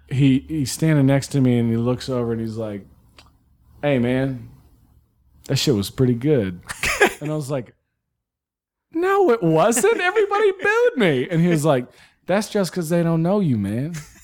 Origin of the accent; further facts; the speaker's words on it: the South, United States; I grew up in the South.